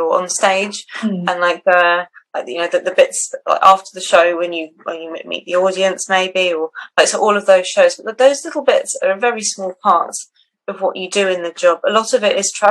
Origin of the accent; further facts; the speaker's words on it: Switzerland; moved away; I grew up in Switzerland quite a lot, like walking in the mountains